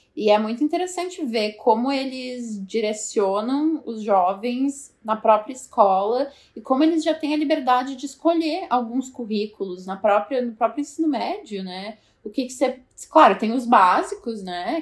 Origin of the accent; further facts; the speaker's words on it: Nova Petrópolis, Rio Grande do Sul, Brazil; moved away as an adult; now in New York, United States; eu sou de Nova Petrópolis, que é uma cidadezinha em, em, no Rio Grande do Sul, ali pertinho de Gramado, Canela